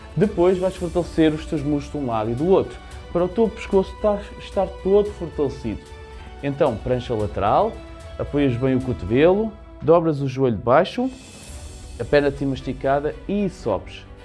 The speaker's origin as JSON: {"language": "Portuguese", "region": "Lisbon", "country": "Portugal", "said": "eu sou da região de Lisboa"}